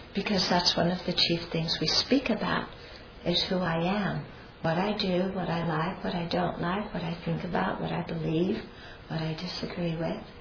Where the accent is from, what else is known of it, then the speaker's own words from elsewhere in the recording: United States; I'm American